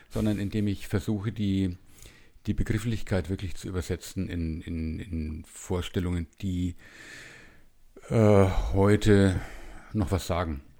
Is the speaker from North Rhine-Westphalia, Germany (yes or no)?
no; Bavaria, Germany; born there; now in Munich, Germany; Also ich bin in München und das seit äh, 38 Jahren, glaube ich. Also ein Wahlmünchner, gebürtiger Franke.